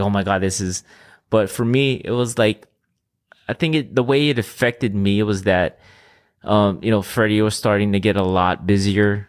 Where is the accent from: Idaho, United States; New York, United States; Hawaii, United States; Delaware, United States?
Hawaii, United States; Oahu; first language Filipino, Ilocano; English is a second language; also born or lived in Philippines; I was born in Hawaii, um, in Oahu